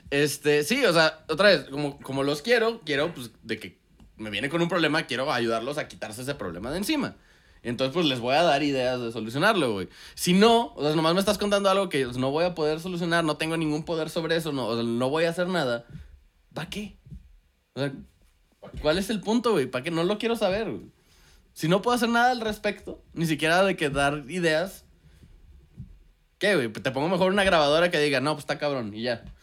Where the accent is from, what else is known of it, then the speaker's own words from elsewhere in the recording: northern Mexico, Mexico; todos somos norteños